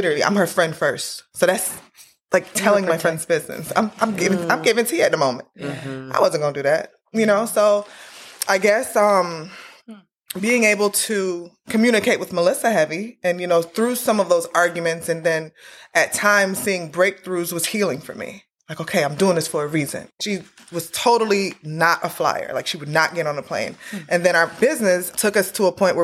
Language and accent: English; Jamaica; we're Jamaican.